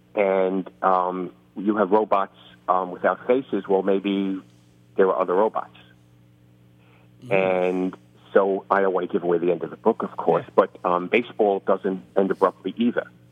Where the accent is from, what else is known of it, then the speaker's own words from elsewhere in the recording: New York City, New York, United States; there's a reason I talk like this. I grew up in the Bronx, and I grew up uh, six blocks from Yankee Stadium